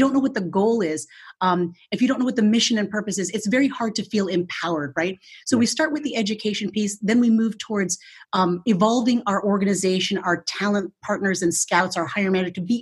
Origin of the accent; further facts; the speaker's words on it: Philippines; now in United States; I was born in the Philippines and immigrated to the United States in 1972 with my parents